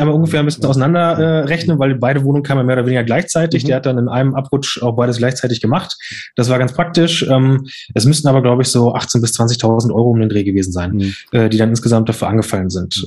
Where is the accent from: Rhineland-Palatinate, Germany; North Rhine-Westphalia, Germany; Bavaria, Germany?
North Rhine-Westphalia, Germany; Lünen; in Lünen hier, weil ich ja dort nicht aufgewachsen bin